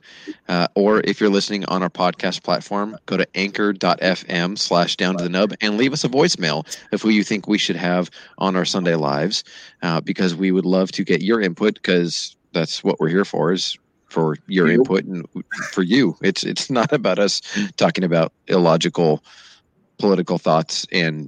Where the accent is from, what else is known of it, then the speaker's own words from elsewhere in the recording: Rancho Cucamonga, California, United States; I grew up in Rancho Cucamonga